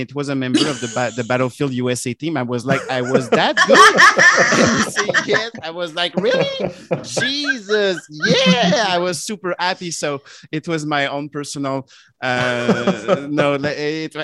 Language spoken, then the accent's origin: English; Canada; accent: French Canadian; my French Canadian accent was understandable.